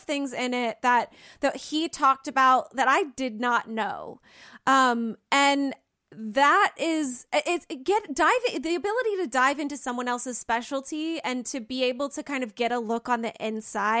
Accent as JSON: {"language": "English", "town": "Canton", "region": "North Carolina", "country": "United States", "said": "I'm from Canton, North Carolina, which is just west of Asheville"}